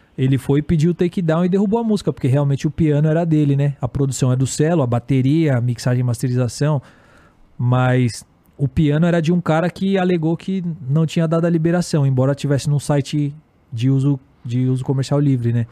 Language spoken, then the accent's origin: Portuguese; Guarulhos, São Paulo, Brazil; eu sou de Guarulhos